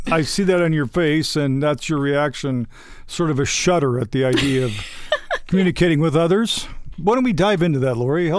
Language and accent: English; Midwest, United States; I'm from the Midwest, so I say folks.